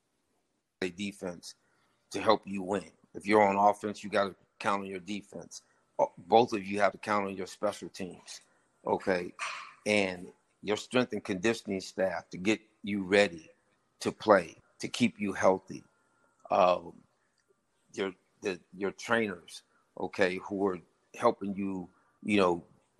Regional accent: Santa Monica, California, United States; moved away as an adult; also born or lived in Los Angeles, California; now in Jackson, United States; growing up in Santa Monica, California, I grew up in a very diverse neighborhood

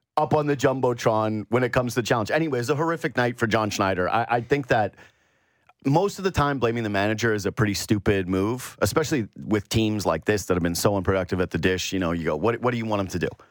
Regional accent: Canada; My mom's side basically founded Thunder Bay. We're as Canadian as it gets.

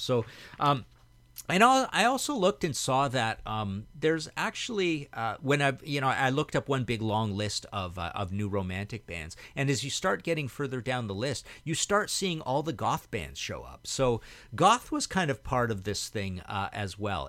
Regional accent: Trail, British Columbia, Canada; moved away as an adult; also born or lived in Hamilton, Ontario; where I grew up in Trail, BC

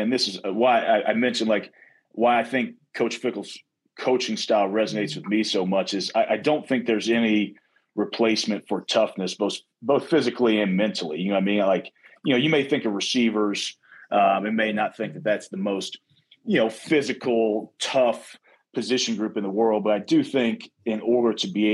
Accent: Kentucky, United States; moved away as an adult; now in Madison, United States; growing up in Kentucky

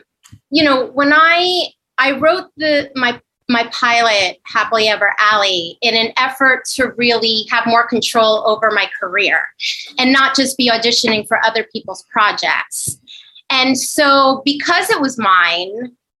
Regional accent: Northern New Jersey, United States; moved away as an adult; also born or lived in Upper West Side, Manhattan, New York; now in New York City, United States; I'm from New Jersey originally, Northern New Jersey

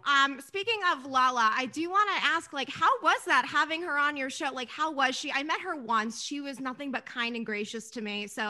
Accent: New York City, New York, United States; moved away; also born or lived in New Jersey; originally, I'm from Staten Island originally, which is part of New York

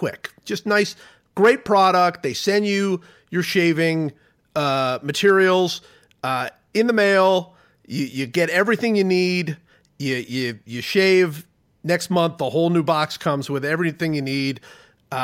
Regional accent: Ohio, United States; I grew up in Ohio

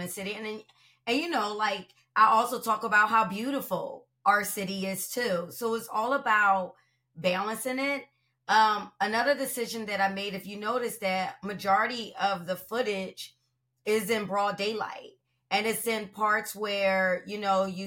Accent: Philadelphia, Pennsylvania, United States; I'm not a transplant. I'm born and raised in Philadelphia.

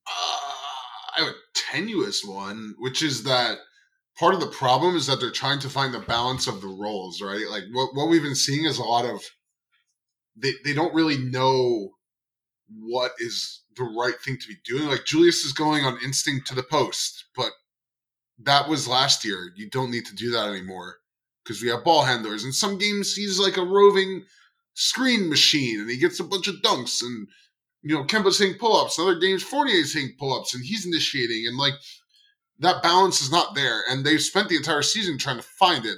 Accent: Long Island, New York, United States; now in Queens, United States; I grew up on Long Island

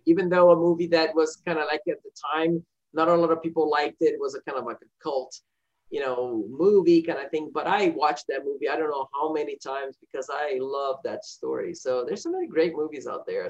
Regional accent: Rio de Janeiro, Brazil; moved away; the rio the my hometown

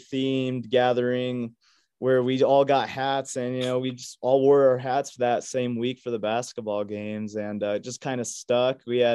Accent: Aurora, Colorado, United States; I was born in Aurora, Colorado, which is just outside of Denver

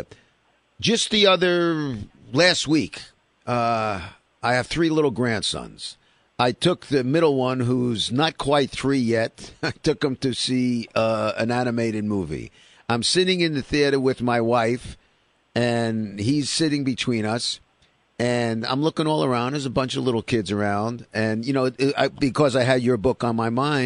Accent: New York City, New York, United States; I grew up in Sheepshead Bay, Brooklyn.

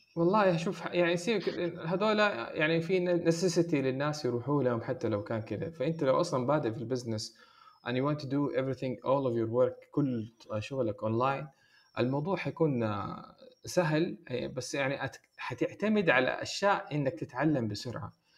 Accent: Saudi Arabia; هنا عندنا في السعوديه

